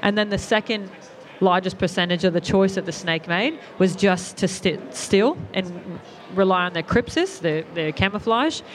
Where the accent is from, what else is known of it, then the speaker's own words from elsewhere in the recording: Australia; we're Australian